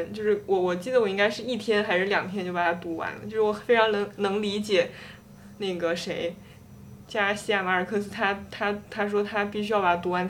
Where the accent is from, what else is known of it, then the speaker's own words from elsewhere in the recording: China; 还是就是因为我是一个中国人嘛